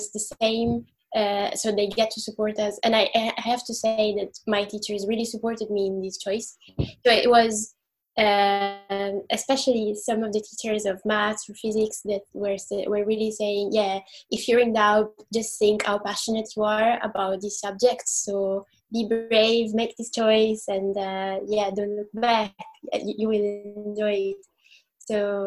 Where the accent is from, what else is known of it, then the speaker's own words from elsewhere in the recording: Italy; I'm from Italy